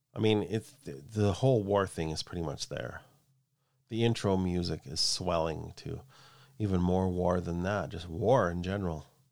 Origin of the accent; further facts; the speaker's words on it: Canada; I'm Canadian